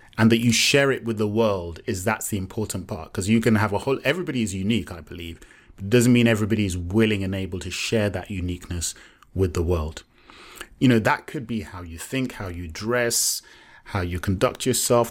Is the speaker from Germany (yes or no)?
no; Nigeria; I'm Yoruba, I'm Nigerian.